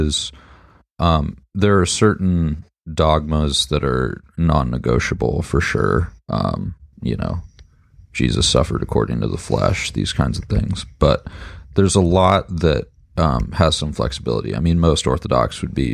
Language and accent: English; Charlottesville, Virginia, United States; moved away as an adult; now in Vancouver, Canada; I grew up in kind of like a town full of the intelligentsia. So I'm from Charlottesville, Virginia, where the University of Virginia is